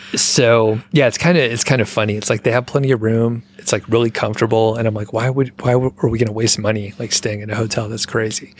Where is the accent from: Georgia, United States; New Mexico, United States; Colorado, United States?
Georgia, United States; Atlanta; moved away; I am from the Atlanta area